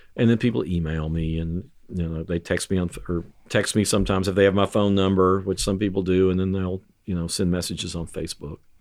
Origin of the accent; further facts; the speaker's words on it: Halls Crossroads, Tennessee, United States; I grew up in Hall's Crossroads.